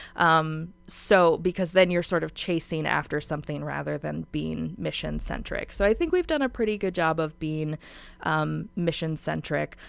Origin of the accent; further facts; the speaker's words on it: Spokane, Washington, United States; I'm from Spokane and I love Spokane so much